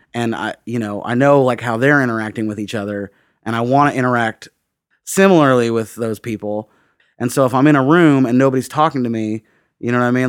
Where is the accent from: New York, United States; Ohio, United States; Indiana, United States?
Indiana, United States; Bloomington; moved away as an adult; also born or lived in Dayton / San Francisco / Prague; now in Nashville, United States; I grew up outside of Bloomington, uh, in the, uh, like, in the woods, like Lake Griffey watershed.